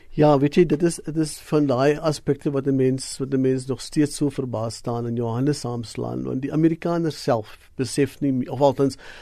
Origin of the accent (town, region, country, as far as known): South Africa